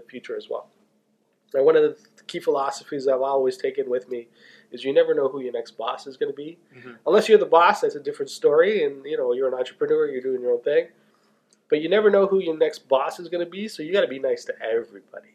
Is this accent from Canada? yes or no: yes; Toronto, Ontario, Canada; I was born and raised in Toronto